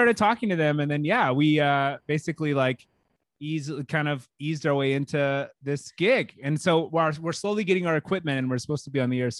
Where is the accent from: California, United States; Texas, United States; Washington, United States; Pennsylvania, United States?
Texas, United States; I'm …. I'm from Texas.